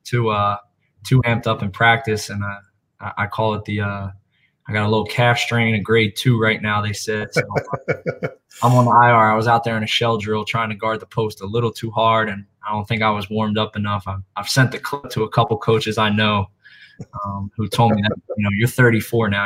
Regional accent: Philadelphia, Pennsylvania, United States; So originally from Philadelphia, Pennsylvania. Um, grew up a Philly guy through and through

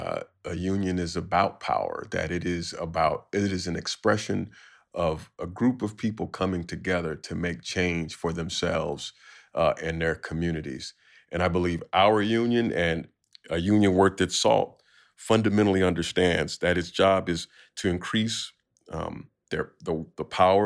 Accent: Chicago, Illinois, United States; And of course, I'm from Chicago, so it's always some house music in there.

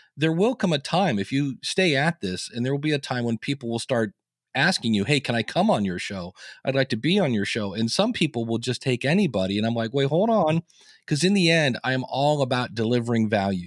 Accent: Akron, Ohio, United States; I was born in Akron, Ohio. I delivered the newspaper

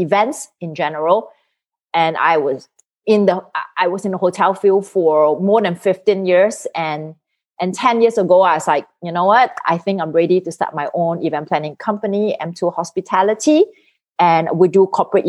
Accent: Singapore; moved away as an adult; now in United States; I'm originally from Singapore. So I came to the United States in 2004.

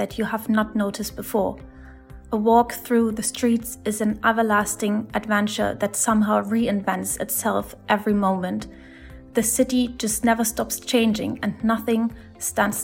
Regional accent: Berlin, Germany; I was born in Berlin and I grew up in the heart of the city

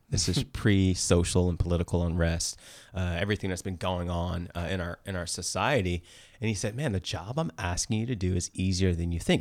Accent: East Coast, United States; also born or lived in Danville, California; now in Bay Area, United States; I'm actually from the East Coast

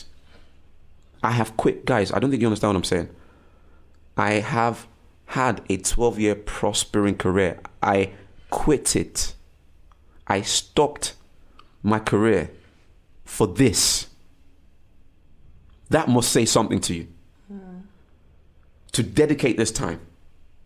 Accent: Nigeria; I was born to a Nigerian home and I was born in Nigeria

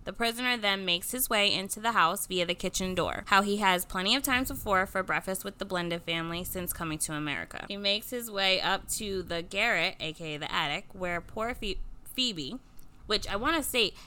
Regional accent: Livingston, New Jersey, United States; I was born in Livingston, New Jersey.

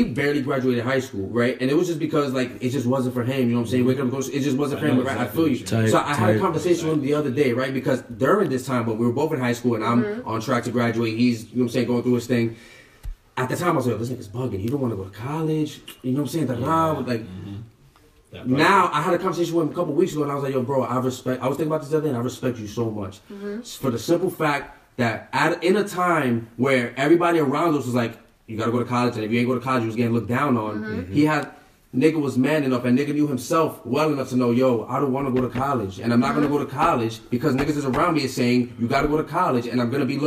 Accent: New York City, New York, United States; I'm from Harlem. Like, I'm from, I'm from the hood.

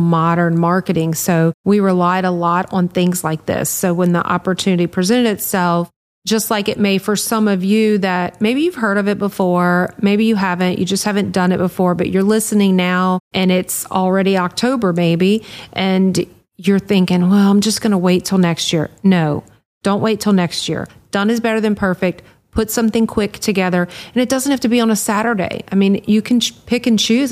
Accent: Louisiana, United States; we're from Louisiana

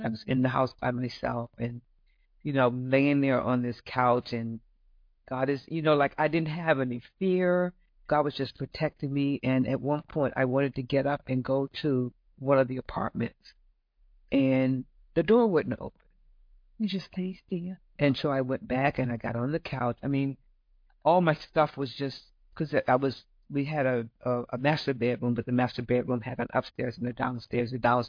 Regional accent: Florida, United States; Mm-mm, I'm from Florida.

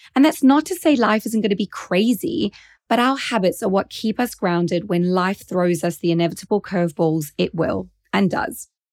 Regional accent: South Africa; accent: slight South African accent; now in Norfolk, United Kingdom; I'm originally South African born, which is where you're hearing that slight accent. But nowadays, I live in Norfolk in the UK

